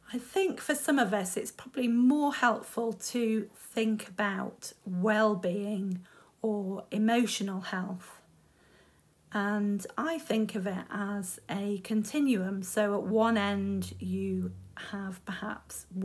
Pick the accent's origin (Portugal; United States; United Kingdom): United Kingdom; we're British